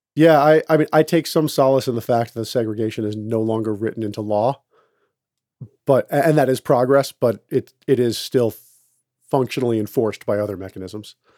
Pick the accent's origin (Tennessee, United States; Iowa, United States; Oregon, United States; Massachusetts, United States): Massachusetts, United States; Boston; I'm from Boston